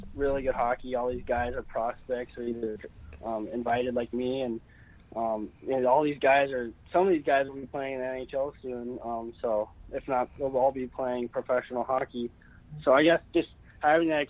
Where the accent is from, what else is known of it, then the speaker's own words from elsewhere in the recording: Anchorage, Alaska, United States; moved away; I kind of wanted to come home and play in front of my hometown